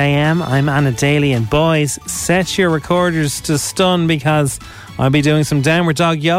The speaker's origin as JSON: {"language": "English", "country": "Ireland", "said": "I am the Irish Holly Willadaly."}